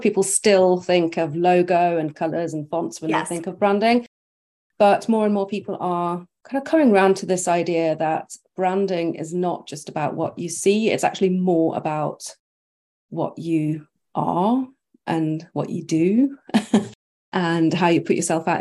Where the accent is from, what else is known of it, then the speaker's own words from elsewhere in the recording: Norway; also born or lived in United Kingdom; So I was born and raised in Norway, but with like one foot in the UK.